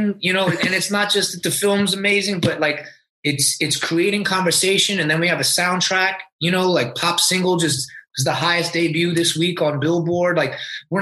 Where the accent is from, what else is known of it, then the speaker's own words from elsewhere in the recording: Orlando, Florida, United States; I grew up in Orlando, Florida